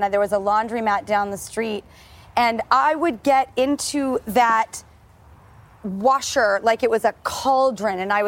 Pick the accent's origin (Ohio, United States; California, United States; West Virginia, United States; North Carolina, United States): California, United States; Los Angeles; my hometown of Hollywood